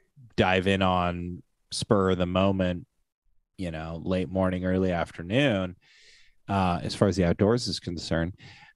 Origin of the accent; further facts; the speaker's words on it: Oregon, United States; But see, I live in small town Oregon. I was raised in small town Oregon. My hometown that I graduated high school from had like 2,500 people.